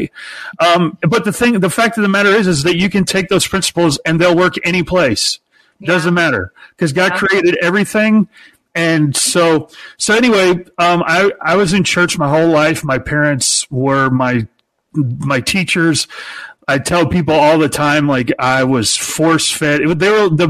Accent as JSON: {"language": "English", "town": "Peoria", "region": "Illinois", "country": "United States", "tie": "born or raised there", "said": "I was born in Peoria, Illinois, the hometown of Richard Pryor"}